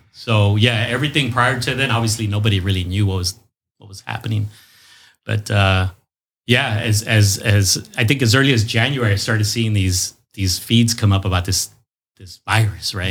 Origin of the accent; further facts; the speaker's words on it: National City, California, United States; also born or lived in Los Angeles; born in Los Angeles, but since the age of two, uh, was raised in National